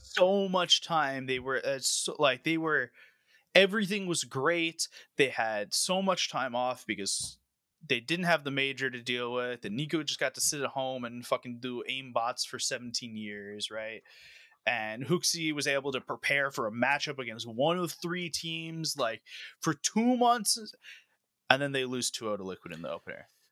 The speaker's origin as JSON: {"language": "English", "country": "United States", "said": "as an American"}